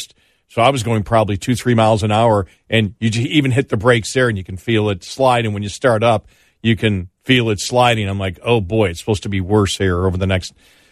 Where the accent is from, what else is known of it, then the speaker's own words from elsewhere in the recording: Buffalo, New York, United States; moved away; I grew up in Buffalo.